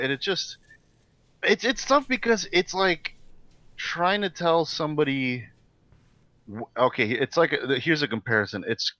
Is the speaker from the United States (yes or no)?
no; Philippines; because I grew up in the Philippines, like, over there in the culture, it's like, you don't talk about that.